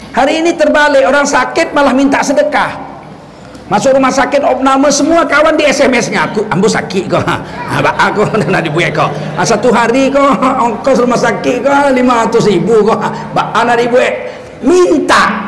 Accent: Medan, North Sumatra, Indonesia; Kami orang Medan

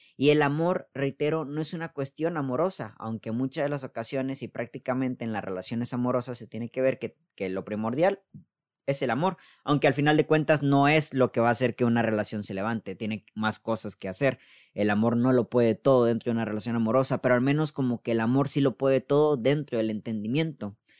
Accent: Mexico; al menos aquí en México vivimos en un país muy machista

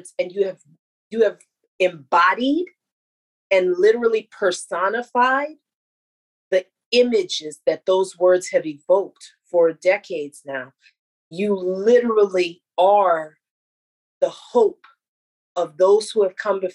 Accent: United States; I feel the pride as an American

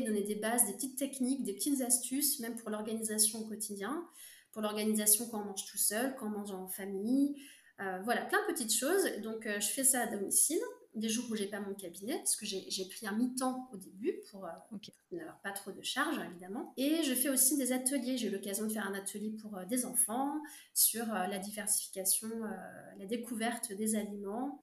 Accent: Brittany, France; je suis bretonne

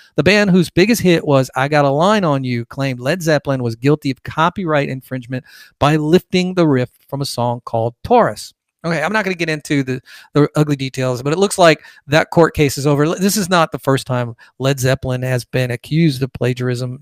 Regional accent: Fullerton, California, United States; moved away; also born or lived in Bay Area, California; I'm originally from California, born in Orange County, lived on Valencia Drive. I think Fullerton was the town

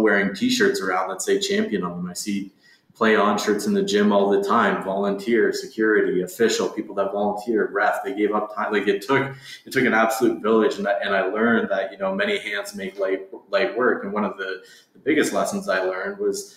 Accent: London, Ontario, Canada; I grew up in London, Ontario

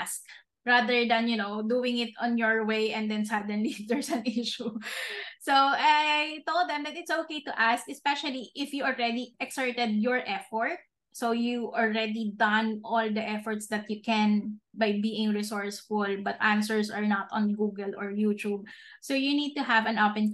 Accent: Philippines; as a Filipino here in the Philippines

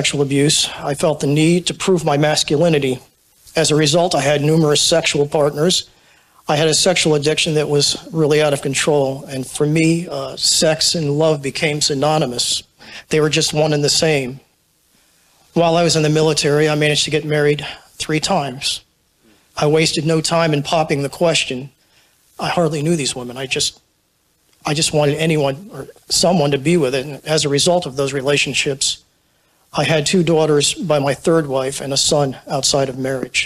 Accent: Clinton, Connecticut, United States; moved away as an adult; also born or lived in New Haven, Connecticut; I was born in New Haven, Connecticut, and I was raised on the shoreline in a small town called Clinton

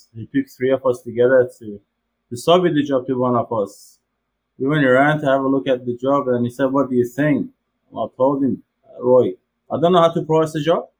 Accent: Tehran, Tehran Province, Iran; moved away as an adult; also born or lived in Turkey; now in Sydney, Australia; Born in Tehran, Iran in 1978, and in Tehran, capital city of Iran. We grew up there.

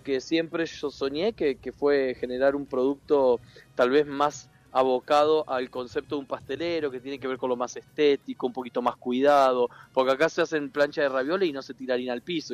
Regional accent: Entre Ríos, Argentina; moved away; toda la vida, toda la vida en Entre Ríos eh, crecí entre bolsones de harina y, planchas de ravioles

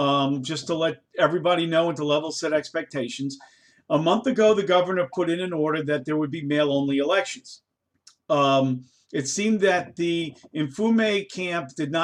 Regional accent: Maryland, United States; I'm from Maryland. I live in the great state of Maryland. I've been living here since 2001.

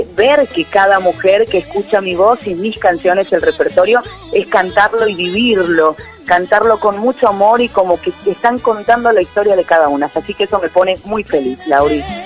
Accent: Tucumán, Argentina; como tucumana, como artista tucumana

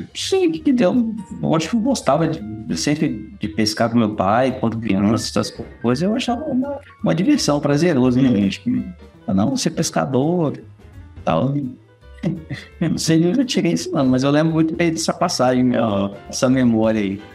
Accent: Vitória, Espírito Santo, Brazil; also born or lived in Coronel Fabriciano, Minas Gerais; É, eu nasci lá, fiquei lá até os quatro para cinco anos de idade. E, e, aí meu pai veio para Vitória, né, para trabalhar

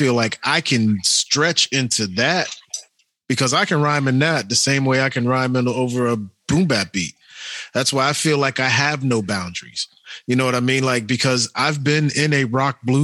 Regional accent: Cincinnati, Ohio, United States; I came from Winton Terrace, but I grew up in an area that was predominantly white

